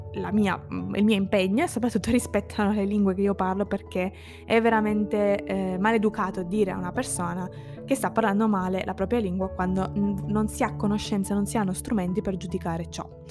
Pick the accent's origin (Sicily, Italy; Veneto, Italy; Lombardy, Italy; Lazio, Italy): Sicily, Italy; eastern; first language Italian; moved away as an adult; now in Turin, Italy; Ma ho vissuto tutta la mia infanzia e adolescenza in Sicilia. Sono nata lì